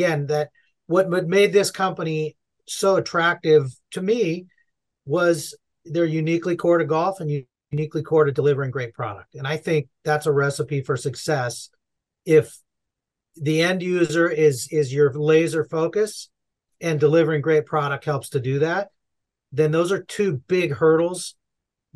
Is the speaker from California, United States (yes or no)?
yes; Southern California, United States; I'm born and raised in Southern California